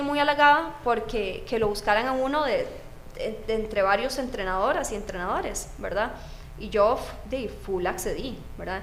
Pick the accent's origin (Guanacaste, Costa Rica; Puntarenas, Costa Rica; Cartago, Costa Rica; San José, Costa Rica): San José, Costa Rica; Moravia; yo soy de Moravia, tenía que trasladarme hasta San Joaquín de Flores en bus